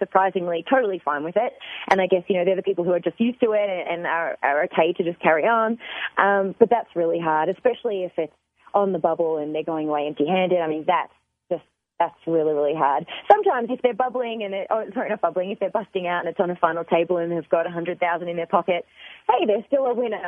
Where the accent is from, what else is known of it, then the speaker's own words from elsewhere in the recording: Australia; I'm from Australia